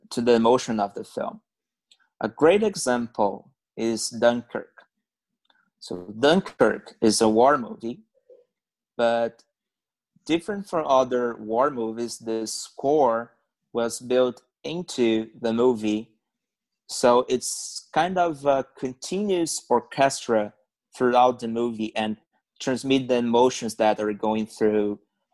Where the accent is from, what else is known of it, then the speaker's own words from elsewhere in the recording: Brazil; English is a second language; moved away as an adult; now in Canada; back then in Brazil